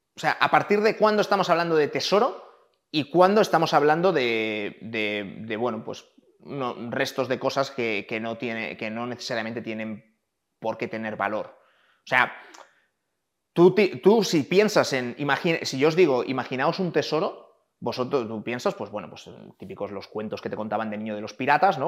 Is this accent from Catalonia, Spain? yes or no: no; Valladolid, Castile and León, Spain; yo nací en Valladolid